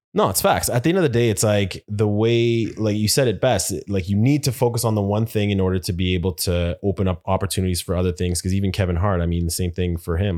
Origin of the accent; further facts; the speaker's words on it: Winnipeg, Manitoba, Canada; moved away; I'm from Winnipeg originally